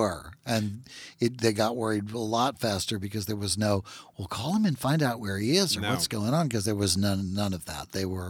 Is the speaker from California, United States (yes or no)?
no; Natchitoches, Louisiana, United States; Well, you know, I'm from Natchitoches